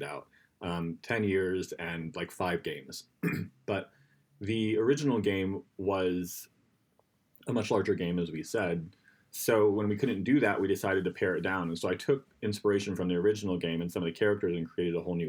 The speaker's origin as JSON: {"language": "English", "region": "Florida", "country": "United States", "moved": "yes", "lives_now": "New York, United States", "said": "we're from Florida and we hold on to our roots"}